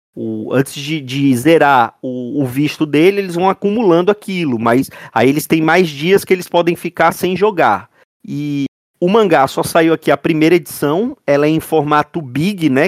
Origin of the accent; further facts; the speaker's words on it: Brazil; nós somos Brasileiros